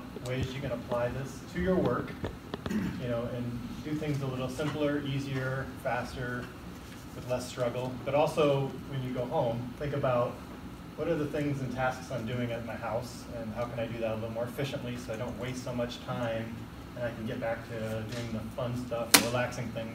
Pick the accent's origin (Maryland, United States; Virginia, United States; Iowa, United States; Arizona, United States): Iowa, United States; Iowa City; moved away as an adult; now in Oregon, United States; I grew up in Iowa City, Iowa, and I went to school at the University of Iowa, and then kind of through different transfers through the company I worked at, made it out here to Oregon